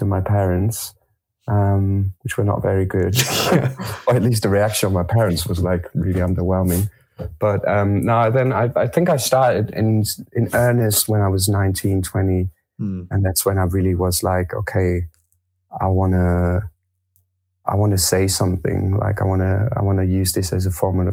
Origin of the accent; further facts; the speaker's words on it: Germany; also born or lived in France; I was born in France. I grew up in Germany